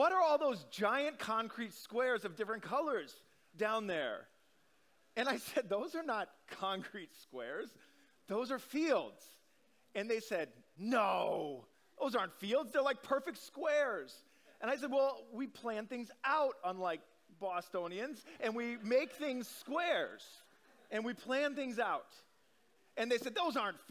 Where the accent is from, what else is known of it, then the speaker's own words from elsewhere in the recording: Omaha, Nebraska, United States; moved away; I grew up in Omaha, Nebraska.